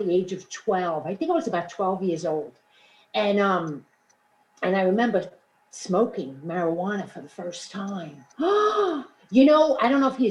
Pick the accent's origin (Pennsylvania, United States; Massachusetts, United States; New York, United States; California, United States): New York, United States; New York City; also born or lived in Queens, New York; I grew up in Brooklyn, New York